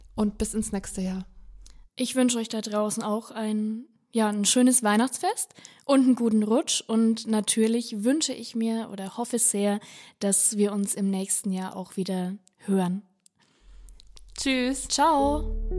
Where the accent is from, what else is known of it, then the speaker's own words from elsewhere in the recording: Upper Franconia, Bavaria, Germany; ich komme aus Oberfranken, da dominiert einfach die Bierkultur